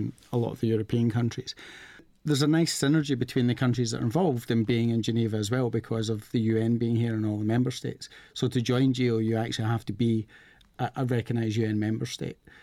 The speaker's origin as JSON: {"language": "English", "region": "Scotland", "country": "United Kingdom", "said": "I am from Scotland."}